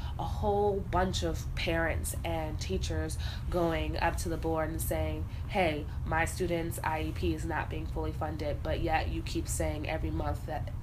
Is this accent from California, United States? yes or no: yes; California, United States; now in Chicago, United States; I'm from California, there was a time in my life when I was a child where I lived in Chicago, south side, because of my family